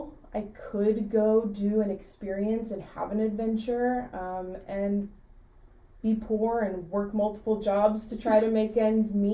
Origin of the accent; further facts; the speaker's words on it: South Carolina, United States; moved away as an adult; I'm from South Carolina, so I went to the University of South Carolina for my undergraduate degree